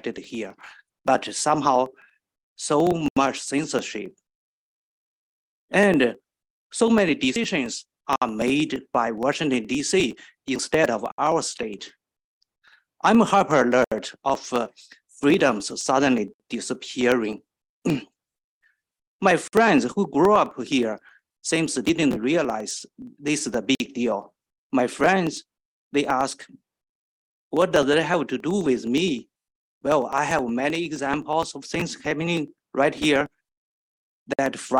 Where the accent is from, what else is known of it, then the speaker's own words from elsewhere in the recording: China; now in Maryland, United States; I came from China. When I first came to the United States